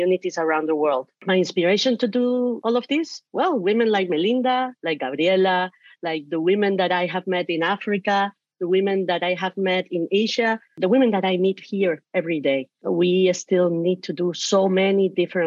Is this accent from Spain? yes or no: yes; Canary Islands, Spain; English is a second language; now in San Francisco Bay Area, United States; I was born and raised in the Canary Islands, Spain, in front of the Western Sahara coast. And I am an immigrant.